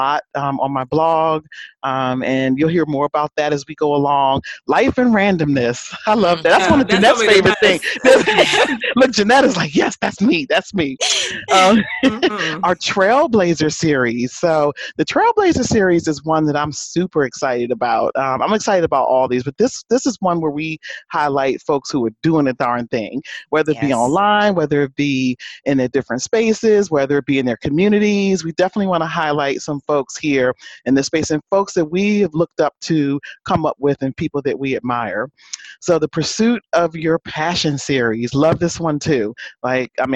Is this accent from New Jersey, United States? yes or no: yes; New Jersey, United States; Cowboy fan here, even though I'm from Jersey